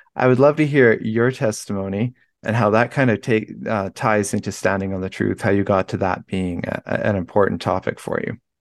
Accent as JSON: {"language": "English", "town": "Vancouver", "region": "British Columbia", "country": "Canada", "moved": "yes", "said": "I'm from Vancouver, B C originally, so that's, like, right on the ocean."}